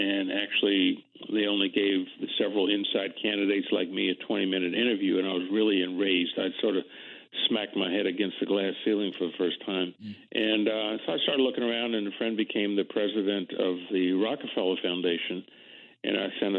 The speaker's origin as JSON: {"language": "English", "town": "Washington", "region": "District of Columbia", "country": "United States", "tie": "born or raised there", "said": "the schools when I was coming along in Washington were segregated."}